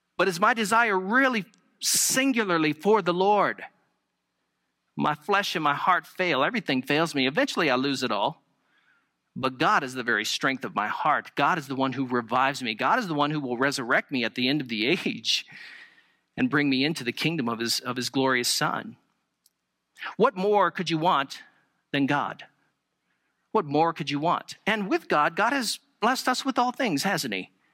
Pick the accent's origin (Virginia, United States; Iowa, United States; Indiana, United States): Virginia, United States; moved away; I was from Virginia